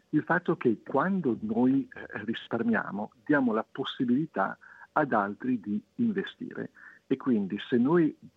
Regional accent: Liguria, Italy; Essendo io ligure, non posso che dire.

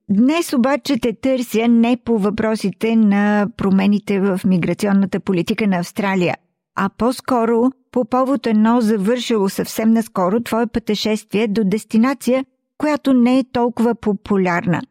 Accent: Bulgaria; moved away; в България, когато ние се върнем там, откъдето сме дошли

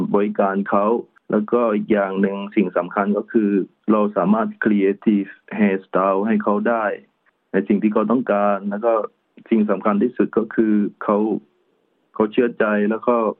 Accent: Trang, Thailand; moved away as an adult; อยู่ที่จังหวัดตรังบ้านเกิดของผมเอง

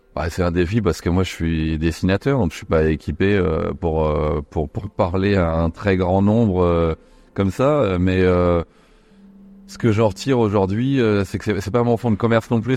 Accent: Nantes, Pays de la Loire, France; J'ai grandi à Nantes, donc il y avait Royal Deluxe

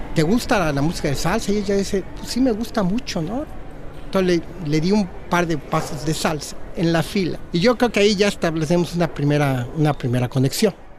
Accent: Mexico; moved away as an adult; now in Australia; soy mexicano 100% cuando estoy en México

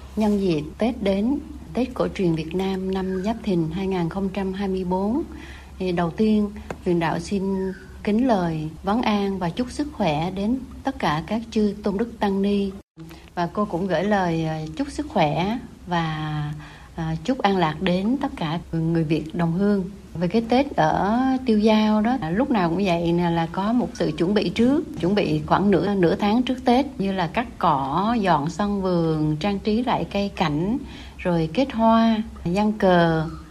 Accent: Vietnam; now in Melbourne, Australia; nhớ đến những ngày mình còn sống ở quê hương nhưng mà tại cái quê hương thứ hai nơi mình đang sống

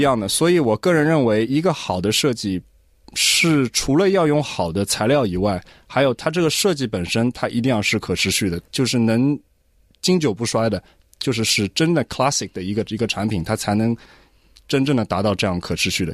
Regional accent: Australia; 作为一个华裔的一个， 一个澳洲人也好，一个华人

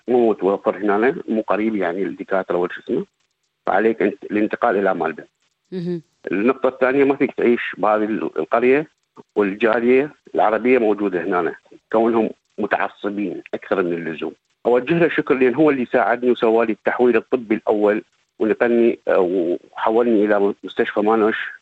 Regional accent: southern Iraq, Iraq; moved away as an adult; also born or lived in Baghdad, Iraq / Syria / Jordan; now in Victoria, Australia; أنا من مواليد آه، جنوب العراق

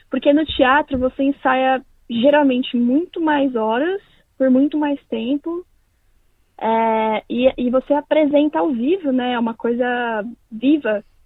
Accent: São Paulo, Brazil; moved away as an adult; also born or lived in Londrina, Paraná; now in Perth, Australia; Eu nasci em Londrina, no Paraná, é, mas eu cresci em São Paulo. Então eu me considero mais paulista do que do que paranaense

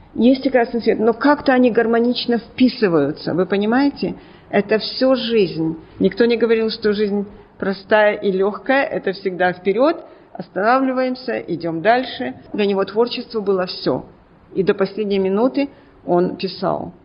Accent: Odesa, Odesa Oblast, Ukraine; now in Melbourne, Australia; Я родом из Одессы

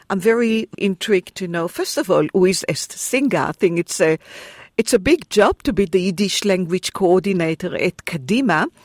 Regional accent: Israel; first language Hebrew; English is a second language; now in Australia; We are in Israel now, grew up in Israel, I was born in Israel, and Hebrew is the language of the Jewish people.

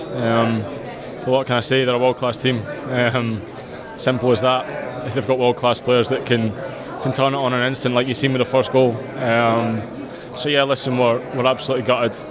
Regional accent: Melbourne, Victoria, Australia; my home my hometown

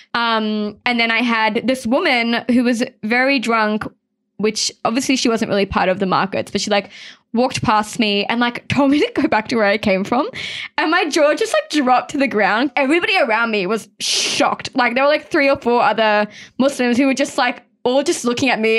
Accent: Sydney, New South Wales, Australia; growing up, I lived in Mount Druitt

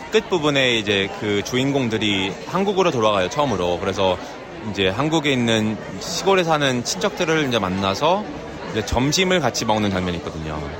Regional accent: Vancouver, British Columbia, Canada; also born or lived in Seoul, South Korea; 저는 이제 서울에서 태어나서 이제 94년도에 아, 어, 밴쿠버 캐나다로 이민을 갔어요.

